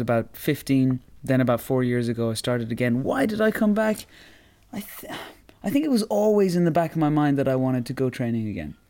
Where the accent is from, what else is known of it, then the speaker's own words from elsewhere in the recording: Roscommon, Connacht, Ireland; I come from Roscommon